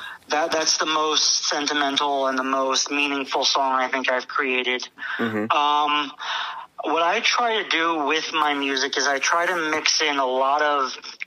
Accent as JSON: {"language": "English", "town": "Toms River", "region": "New Jersey", "country": "United States", "said": "I'm from Toms River, New Jersey."}